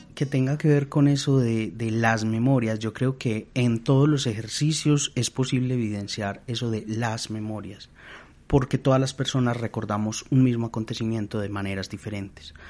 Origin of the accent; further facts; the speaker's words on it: Colombia; nosotros como colombianos tenemos unas memorias colectivas